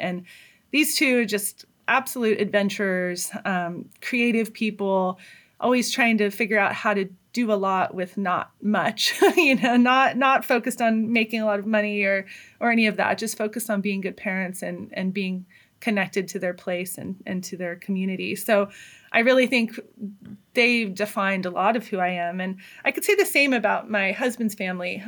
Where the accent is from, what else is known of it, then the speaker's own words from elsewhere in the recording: Hayfork, California, United States; now in Humboldt County, United States; I grew up in Trinity County